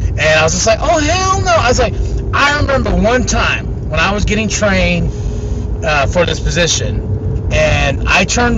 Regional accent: Shiprock, New Mexico, United States; in Shiprock, New Mexico, my hometown.

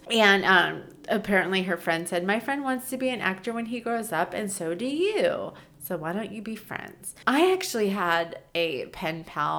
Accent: New York, United States; So was I, but in New York. I was 14 in 1994.

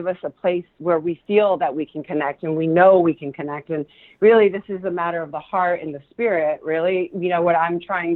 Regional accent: California, United States; first language Spanish; English is a second language; also born or lived in Argentina; I'm a native Californian

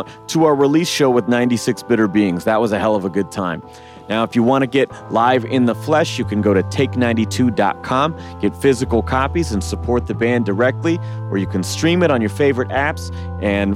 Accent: Eugene, Oregon, United States; my hometown of Eugene

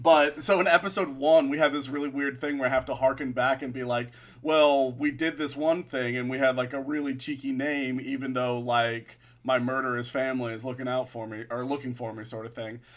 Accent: Florida, United States; I'm a Florida boy

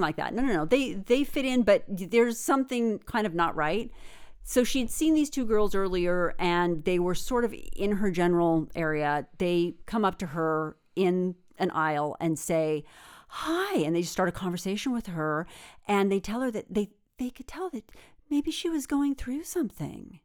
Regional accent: Redding, California, United States; moved away; I'm from Redding, you know, right. I'm from Northern California. Grew up there.

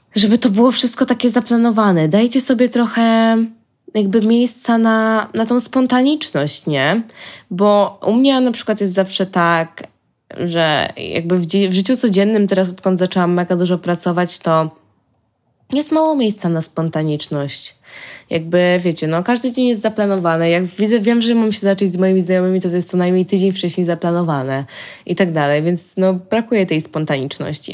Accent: Poland; jesteś sama, Polką, za granicą

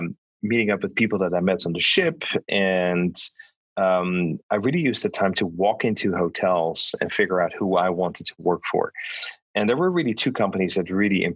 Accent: Netherlands; moved away; I was born and raised in the Netherlands.

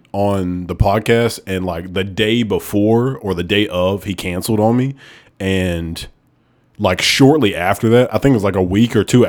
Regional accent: Alabama, United States; I'm from Alabama

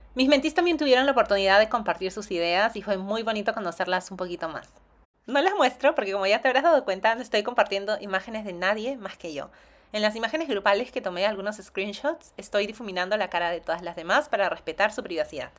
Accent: Lima, Peru; moved away as an adult; also born or lived in United States; Yo nací y crecí en Lima.

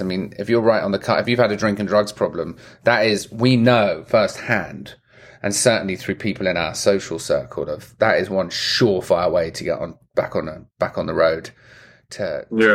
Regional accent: England, United Kingdom; I'm English

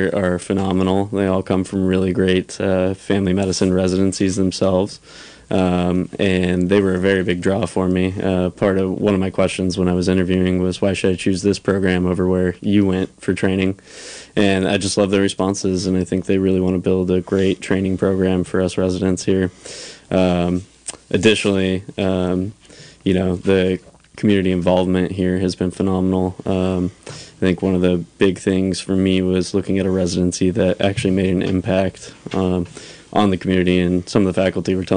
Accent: Sherwood, Oregon, United States; moved away as an adult; now in Ukiah, United States; I grew up in Oregon, went to school in Sherwood, Oregon, graduated from there

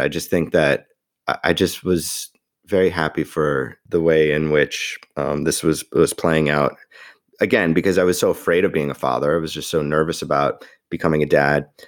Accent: New York, United States; I am a New Yorker

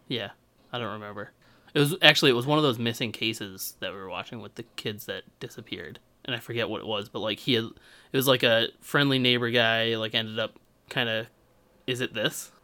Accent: Malden, Massachusetts, United States; I had a weird benefit of growing up in Malden

